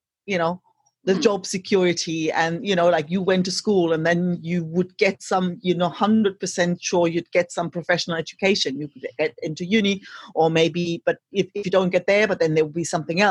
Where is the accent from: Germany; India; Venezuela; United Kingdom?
Germany; East Germany; first language German; English is a second language; moved away as an adult; I grew up in East Germany